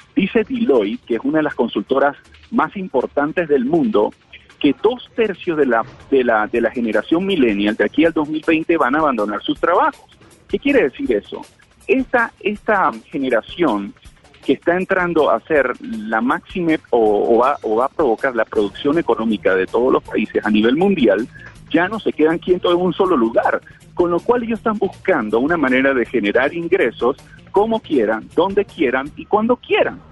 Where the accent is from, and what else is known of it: Panama